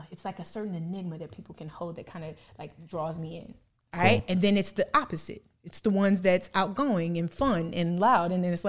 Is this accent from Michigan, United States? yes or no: no; Illinois, United States; now in Atlanta, United States; Illinois. I'm from Midwest.